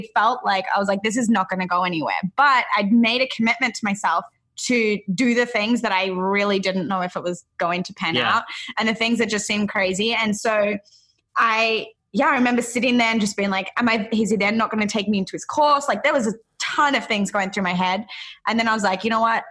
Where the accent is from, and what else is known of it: Australia; moved away as an adult; now in Encinitas, United States